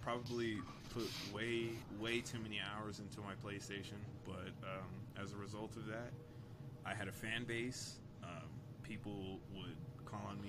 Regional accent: Colorado Springs, Colorado, United States; I was born in Whitefield, Colorado

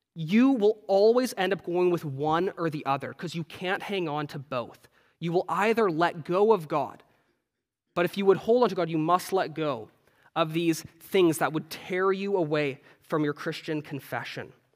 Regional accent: Canada; moved away; I'm Canadian

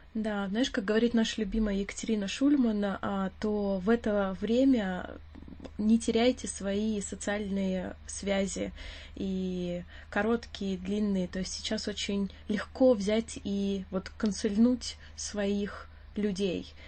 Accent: Russia; now in London, United Kingdom; нам очень сложно скрыть акцент свой. И очень часто, а, акцент триггерит вопрос «Откуда ты?» И ты говоришь «Я из России»

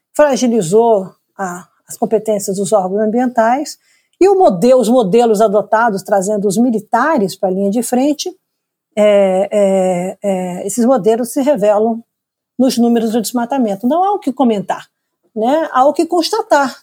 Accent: Brazil; eu, individualmente, como brasileira

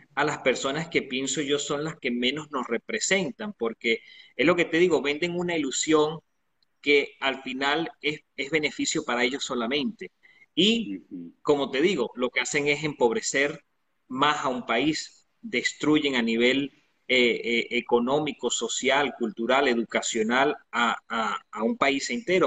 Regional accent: Venezuela; moved away; una persona que nació en Venezuela

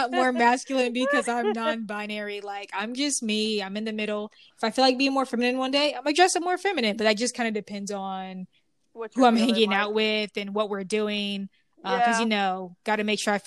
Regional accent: the Bible Belt, United States; growing up on the Bible Belt

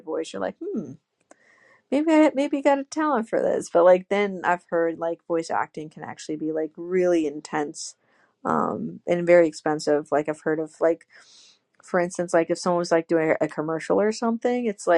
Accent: Illinois, United States; I'm from Illinois. He used to work at Western Illinois University, which is like 2 hours away from my hometown.

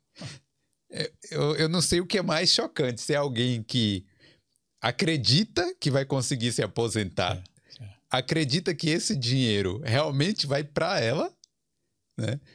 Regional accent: Brazil; now in Ireland; eu, brasileiro

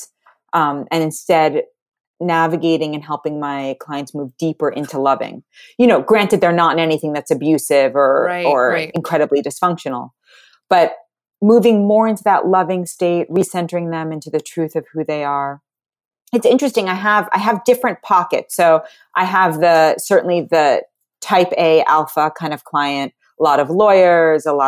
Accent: New York City, New York, United States; I grew up in Manhattan. Everyone I went to school with, everyone's dad was on Wall Street

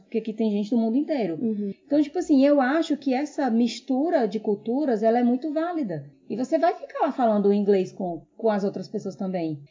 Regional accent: Brazil; now in Australia; eu sou brasileira, eu não consigo deixar as minhas raízes de lado.

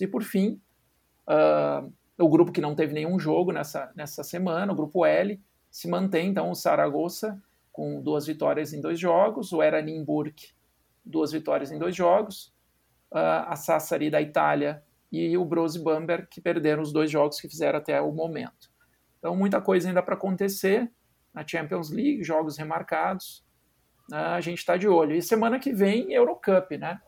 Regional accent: Cachoeira do Sul, Rio Grande do Sul, Brazil; parceiro de basquete das antigas lá em Cachoeira do Sul

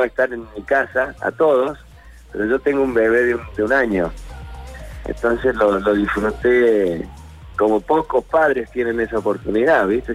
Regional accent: Córdoba, Argentina; todos los cordobeses somos un poquito humoristas

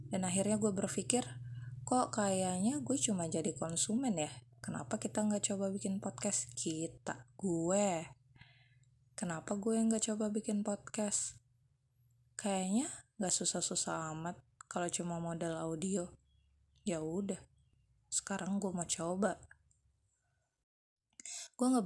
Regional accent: Tangerang, Banten, Indonesia; also born or lived in Yogyakarta; gue lahir di Tangerang, SD, SMP, SMA juga di Tangerang, kemudian kuliah di Jogja, hmm, 9 tahun lah ya

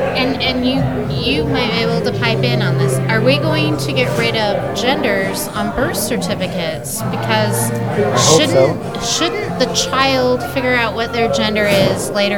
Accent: Utah, United States; I was raised here in Mormon

